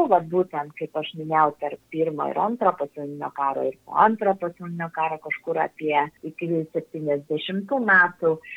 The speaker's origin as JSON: {"language": "Lithuanian", "country": "Lithuania", "also_born_or_lived": "Brazil", "said": "mes lietuviai labai mėgstam parodyti, kaip pas mus žiemą gražu"}